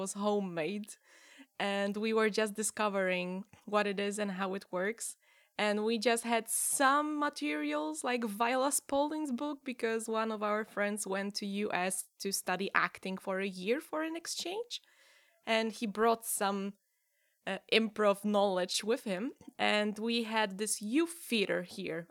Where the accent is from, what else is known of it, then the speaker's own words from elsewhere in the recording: Gdynia, Pomeranian Voivodeship, Poland; English is a second language; also born or lived in Gdańsk; I'm from Gdynia